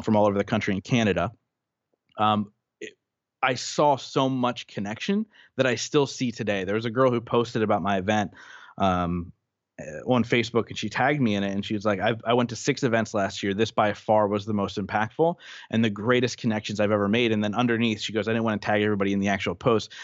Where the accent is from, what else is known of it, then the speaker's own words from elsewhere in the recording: Reading, Pennsylvania, United States; my hometown